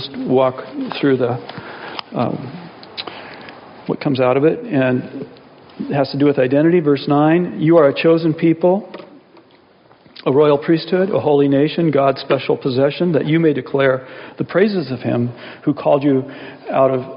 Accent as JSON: {"language": "English", "country": "United States", "said": "I'm an American"}